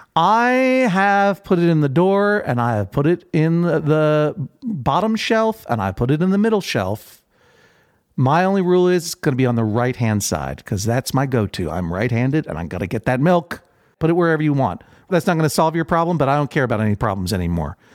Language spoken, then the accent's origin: English; Brookline, Massachusetts, United States; I grew up in Brookline, Massachusetts